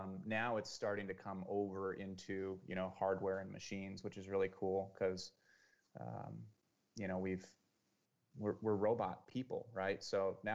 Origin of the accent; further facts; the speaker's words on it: Santa Cruz, California, United States; also born or lived in Silicon Valley, California; I grew up in Santa Cruz, and then I moved into Silicon Valley for, you know, 5 or 6 years